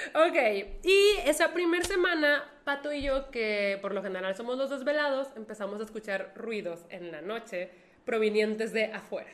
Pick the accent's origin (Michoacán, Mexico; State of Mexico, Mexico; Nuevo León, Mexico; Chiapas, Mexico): Nuevo León, Mexico; Monterrey